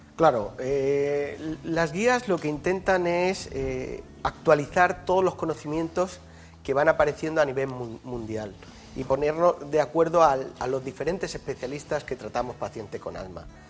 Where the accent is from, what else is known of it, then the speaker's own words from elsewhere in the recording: Yecla, Region of Murcia, Spain; now in Madrid, Spain; El hospital de mi pueblo se sigue llamando Hospital Virgen del Castillo y a mucha honra, ¿no? que es la patrona de Yecla.